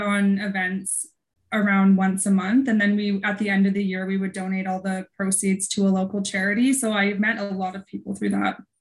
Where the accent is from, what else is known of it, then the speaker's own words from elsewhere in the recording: Vernon, British Columbia, Canada; now in Kelowna, Canada; I was born at the coast, but my parents moved here when I was six months old. So I grew up in oh. Vernon